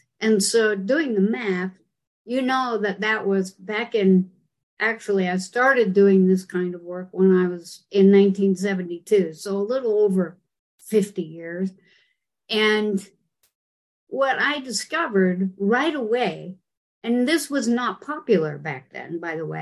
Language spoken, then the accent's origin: English; Utah, United States; I grew up in Utah